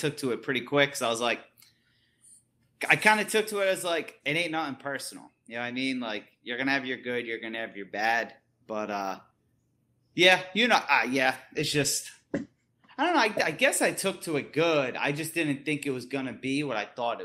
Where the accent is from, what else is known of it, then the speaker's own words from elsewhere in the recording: East Coast, United States; now in West Coast, United States; I'm from the East Coast